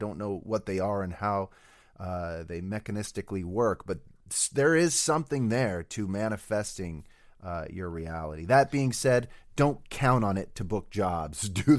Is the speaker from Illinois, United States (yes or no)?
no; Denver, Colorado, United States; also born or lived in Reno / Iowa; So I was born in Reno. My parents divorced. My mom moved to Denver, where me and my older brother spent most of our schooling years.